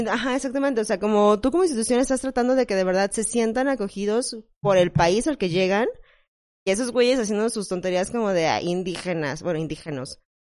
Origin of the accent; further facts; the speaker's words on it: Mexico; Como mexicana